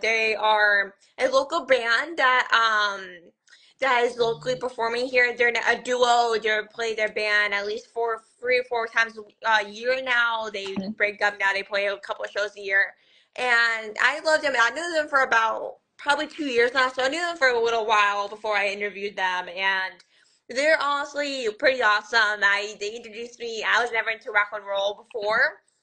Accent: Scranton, Pennsylvania, United States; I'm from Scranton, Pennsylvania, the one and only The Office

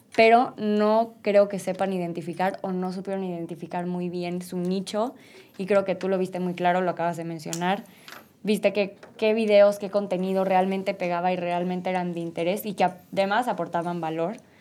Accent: Mexico; nuestro país

